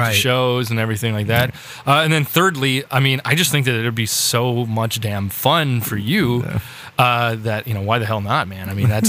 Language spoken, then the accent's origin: English; Minnesota, United States; moved away; I grew up in the scene in Minnesota.